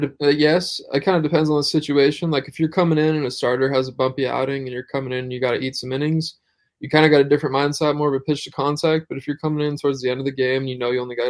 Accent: Pullman, Washington, United States; moved away as an adult; also born or lived in Oregon; I grew up in Pullman, Washington

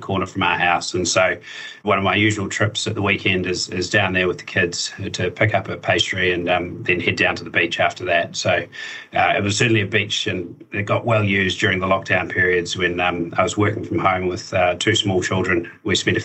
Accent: Dunedin, Otago, New Zealand; moved away as an adult; now in Auckland, New Zealand; I'm originally from Dunedin. So I moved up to Auckland a few years ago now

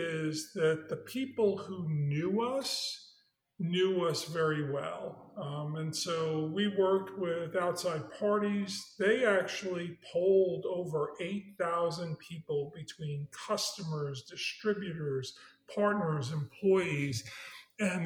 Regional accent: New York City, New York, United States; moved away as an adult; also born or lived in Manhattan; now in Birmingham, United States; I was born on the Lower East Side of Manhattan and grew up in Brooklyn.

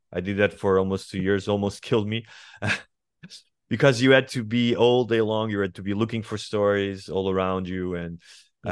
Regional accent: Estoril, Lisbon, Portugal; born or raised there; English is a second language; moved away as an adult; also born or lived in Sintra / New York / Rio de Janeiro / Madrid

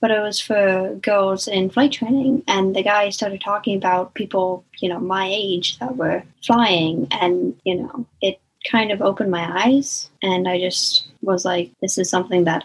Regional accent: South Paris, Maine, United States; I'm from South Paris, Maine

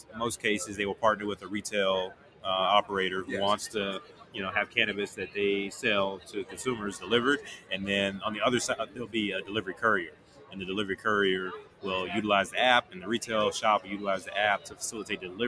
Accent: Chicago, Illinois, United States; my hometown, where I live now in Chicago

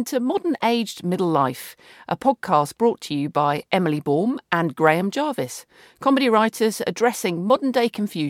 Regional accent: Cornwall, South West England, United Kingdom; growing up in Cornwall

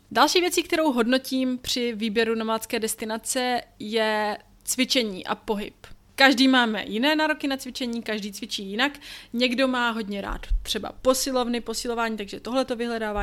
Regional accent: Czechia; moved away; odkud pocházíte, což pro nás je Česko

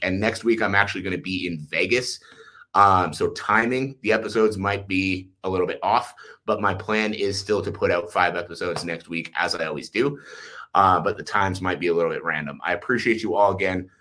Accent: Ottawa, Ontario, Canada; now in Calgary, Canada; I live in Calgary, Alberta, uh, but I was born in Ottawa, Ontario

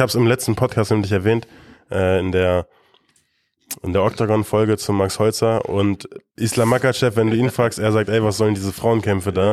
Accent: Germany; wir sind Deutsche.

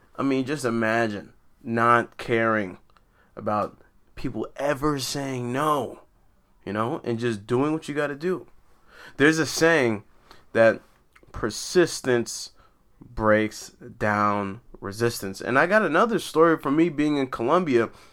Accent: New York City, New York, United States; also born or lived in Brooklyn; I was raised in Queens, but I like to consider myself a New Yorker

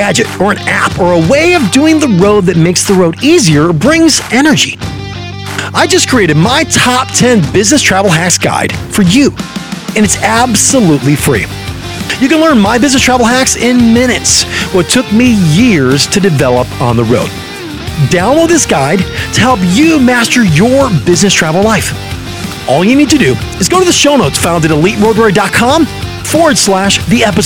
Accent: Chicago, Illinois, United States; I'm a Chicagoan

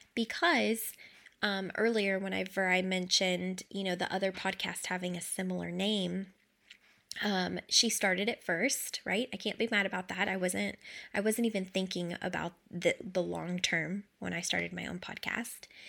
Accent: Kentucky, United States; I grew up in Kentucky, like, lower to, to middle class

